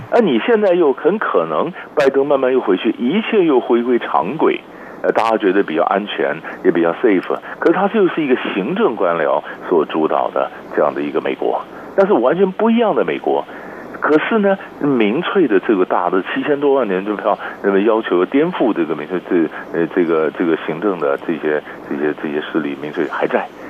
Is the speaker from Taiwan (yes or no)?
yes; Taiwan; 所以艺术比较就是对我们台湾人来讲，或者说比较遥远啊